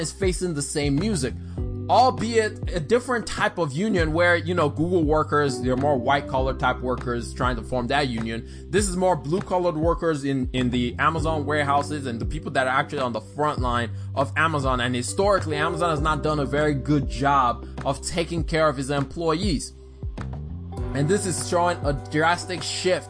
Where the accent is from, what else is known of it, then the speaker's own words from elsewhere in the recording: Alabama, United States; I grew up in Alabama